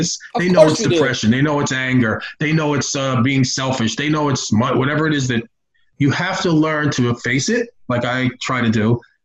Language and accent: English; New York, United States; I'm from New York